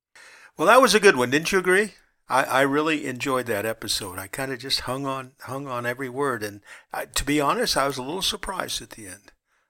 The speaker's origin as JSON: {"language": "English", "town": "Long Beach", "region": "California", "country": "United States", "tie": "born or raised there", "said": "Growing up in Long Beach, we lived about 5 or 6 miles from the ocean, and we never even had air conditioning in our cars."}